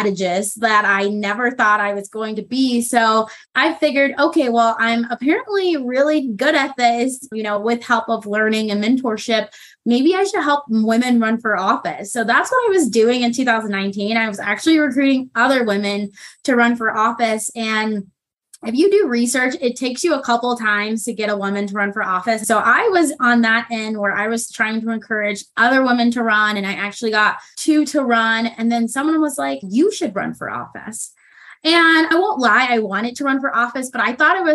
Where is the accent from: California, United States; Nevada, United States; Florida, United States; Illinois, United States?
Nevada, United States; Las Vegas; moved away as an adult; also born or lived in Milwaukee, Wisconsin; now in South Salt Lake, United States; I'm originally from Las Vegas, Nevada. I was raised there